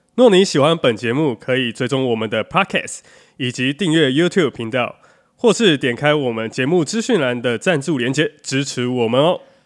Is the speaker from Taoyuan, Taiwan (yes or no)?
yes; Taoyuan, Taiwan; 我以前南坎，我现在南坎家，就是我老家其实我们是有一个中庭的